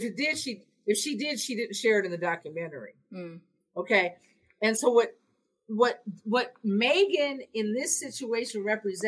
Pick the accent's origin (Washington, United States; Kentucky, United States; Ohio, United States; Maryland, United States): Washington, United States; Seattle; I'm from Seattle